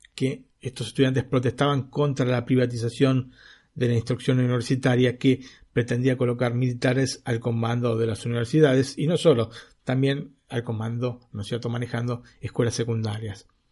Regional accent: Argentina; now in Italy; yo como argentino

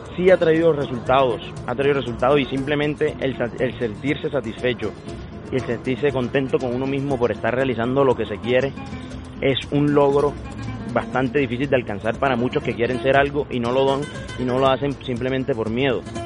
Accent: Sincelejo, Sucre, Colombia; moved away; also born or lived in Cali; soy nacido en Cincelejo y es una tierra donde se, donde se vive mucho por el toro

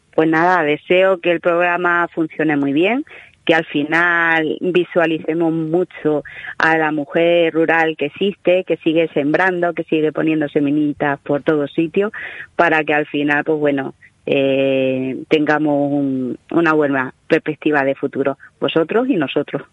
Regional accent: Yecla, Region of Murcia, Spain; mi tierra

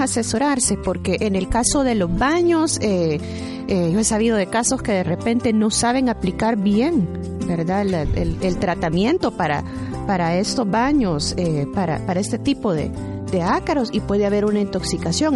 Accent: El Salvador; esperamos, como buenos salvadoreños

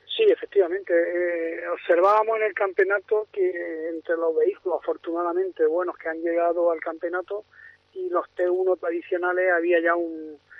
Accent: Andalusia, Spain; yo soy de Andalucía

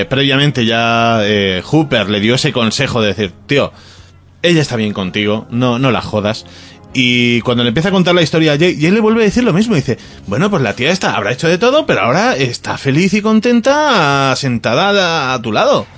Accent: Ibiza, Balearic Islands, Spain; en mi tierra, Ibiza

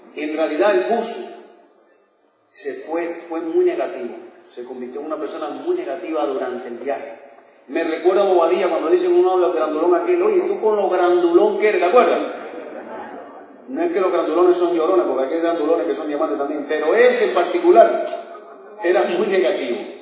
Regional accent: Cuba; moved away as an adult; also born or lived in United States; now in Miami, United States; nosotros somos cubanos, nacimos en un país eh, donde no había esperanza

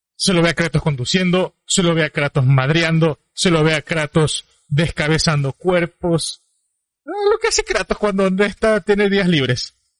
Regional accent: Ecuador; Ambos somos ecuatorianos

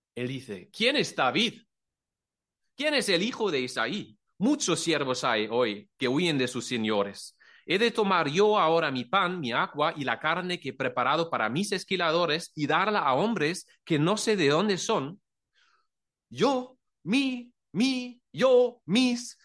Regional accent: Germany; Spanish is a second language; moved away as an adult; now in Cullera, Spain; somos de Alemania

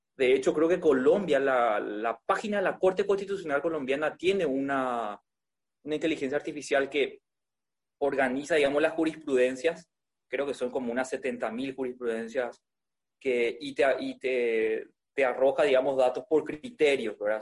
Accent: Paraguay; also born or lived in Spain

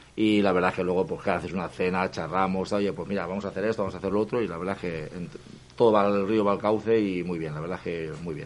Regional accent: Burjassot, Valencian Community, Spain; yo soy de Burjasot

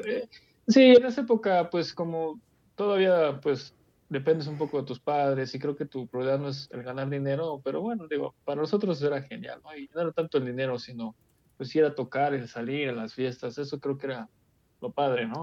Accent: Mexico; yo soy mexicano

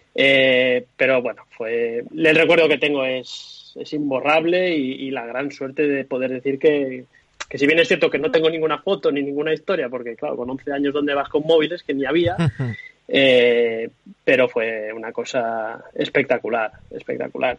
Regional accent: Tarragona, Catalonia, Spain; a mí me pilla esto con 11 años, ya una edad muy razonable para saber lo que estaba pasando al lado de mi casa, yo soy de Tarragona

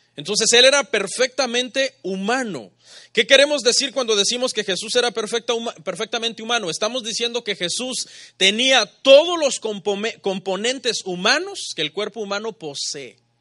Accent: Mexico; Los mexicanos pensamos como mexicanos.

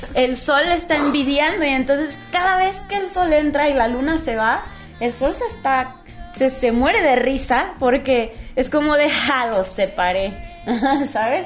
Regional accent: Guadalajara, Jalisco, Mexico; also born or lived in California; Nací allá, pero realmente yo desde los tres años viví en Guadalajara. Entonces, pues yo digo que yo me considero tapatía

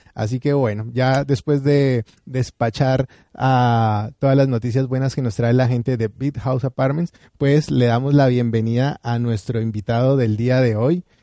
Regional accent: Colombia; nuestro país

